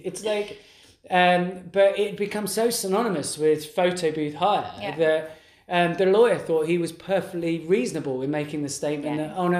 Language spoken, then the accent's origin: English; London, United Kingdom; accent: East London; It's probably my accent.